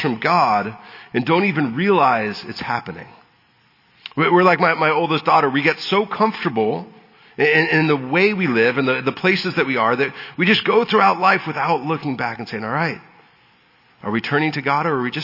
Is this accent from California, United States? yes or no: yes; San Diego, California, United States; I was born in San Diego and have been a native Southern Californian my whole life